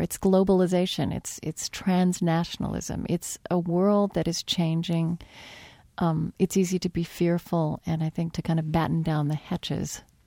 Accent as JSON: {"language": "English", "region": "Oklahoma", "country": "United States", "tie": "born or raised there", "said": "I was raised Southern Baptist in Oklahoma"}